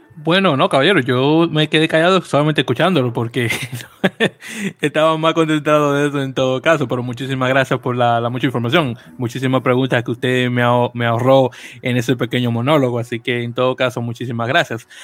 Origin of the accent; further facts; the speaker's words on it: Santo Domingo, Distrito Nacional, Dominican Republic; nacido y criado en, en, en Capital, el Distrito Nacional, muy orgullosamente del barrio San Carlos